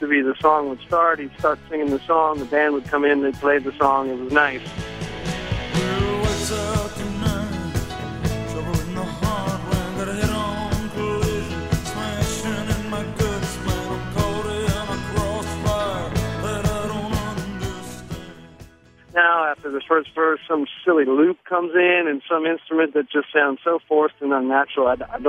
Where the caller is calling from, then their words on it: Nashville, Tennessee, United States; I'm from Nashville.